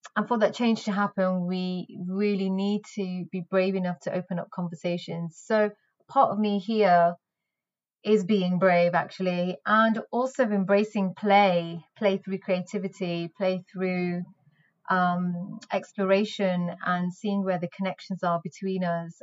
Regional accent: the north of England, United Kingdom; I was born in Northern England, where I spent my formative years

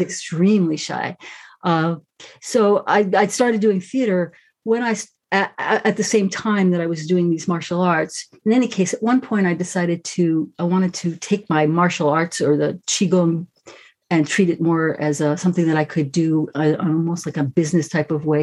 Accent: New York, United States; I grew up right in New York

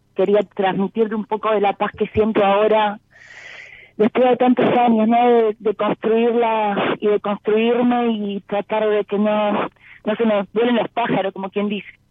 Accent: Exaltación de la Cruz, Buenos Aires, Argentina; De Saltación de la Cruz

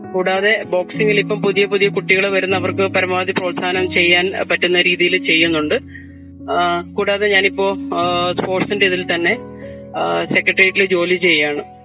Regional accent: Kannur, Kerala, India; ഞാൻ എന്റെ സ്വദേശം കണ്ണൂരാണ് കണ്ണൂര് തികച്ചും കർഷക കുടുംബത്തിൽ ജനിച്ചു വളർന്ന

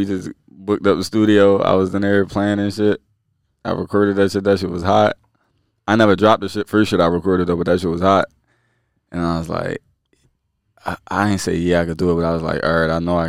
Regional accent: Philadelphia, Pennsylvania, United States; I'm from West Philly.

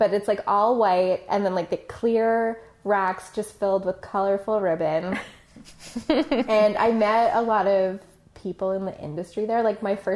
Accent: Toronto, Ontario, Canada; I grew up in Toronto

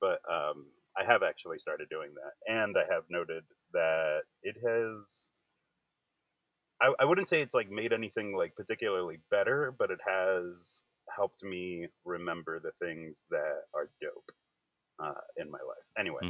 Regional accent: outside of Philly, Pennsylvania, United States; moved away; also born or lived in Florida; I am in Pennsylvania. And I grew up in PA as a kid. So before I moved to Florida, I was up in PA.

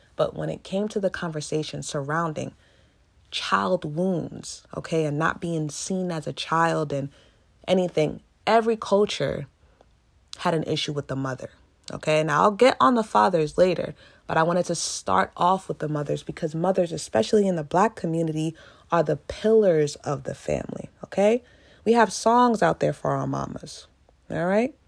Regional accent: United States; I am African American

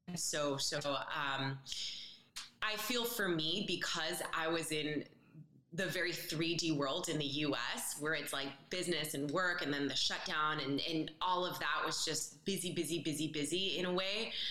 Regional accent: Bay Area, California, United States; moved away as an adult; also born or lived in Colombia; now in Tulum, Mexico; I grew up in the Bay Area

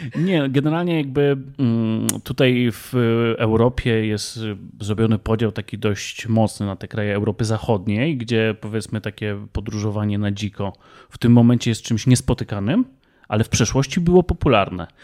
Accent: Kielce, Świętokrzyskie Voivodeship, Poland; my pochodzimy z województwa świętokrzyskiego

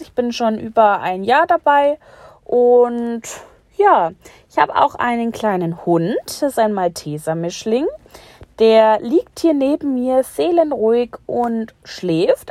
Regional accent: Bavaria, Germany; ich komme aus Bayern und wohne auch dort

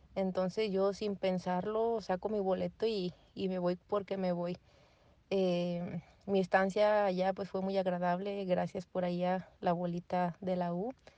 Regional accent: Guanajuato, Mexico; soy de Guanajuato

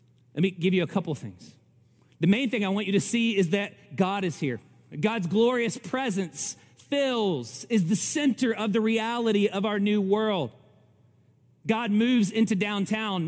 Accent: Kentucky, United States; I'm from Kentucky

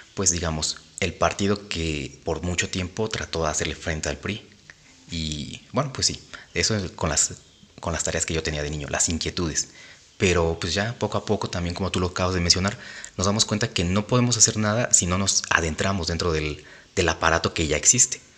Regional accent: State of Mexico, Mexico; como mexiquenses, como parte del Estado de México, nosotros interpretemos de cierta forma la política

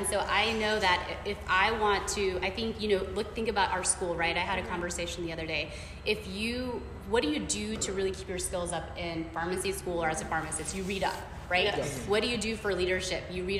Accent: India; I never thought in a million years being Indian, you know, being a woman, have a small frame

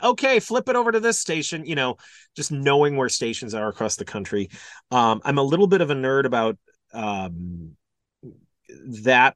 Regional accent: Milwaukee, Wisconsin, United States; moved away as an adult; also born or lived in Des Moines / Kansas City; went to, uh, Entercom in two thousand six in Milwaukee, in my hometown

